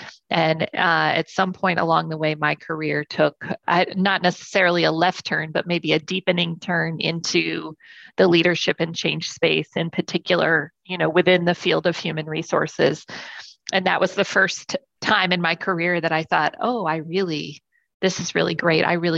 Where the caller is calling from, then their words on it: Charlotte, North Carolina, United States; I am in Charlotte, North Carolina in the United States.